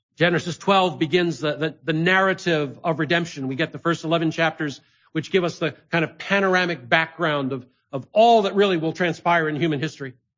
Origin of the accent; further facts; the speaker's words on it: Ithaca, New York, United States; my hometown of Ithaca, New York